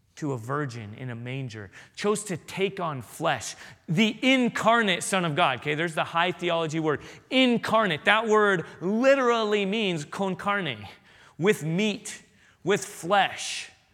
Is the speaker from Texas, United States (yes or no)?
no; San Diego, California, United States; moved away; I grew up in San Diego